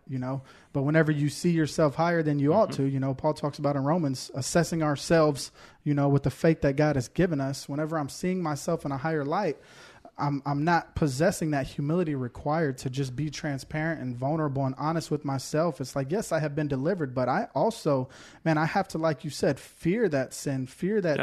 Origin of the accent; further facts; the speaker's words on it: Houston, Texas, United States; now in Woodbury, United States; I'm from Houston originally